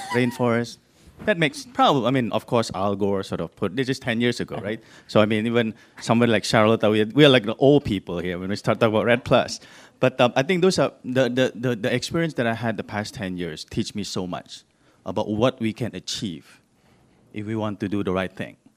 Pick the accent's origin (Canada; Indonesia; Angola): Indonesia; I'm actually from Indonesia